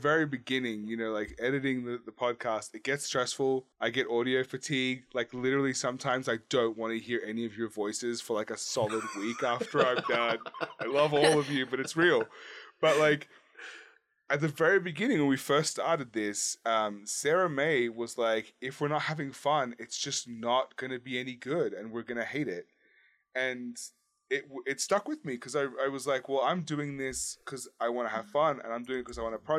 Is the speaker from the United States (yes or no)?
no; Australia; I mean, I grew up in Australia, so really I've met as many dangerous animals as anyone really needs to in one lifetime.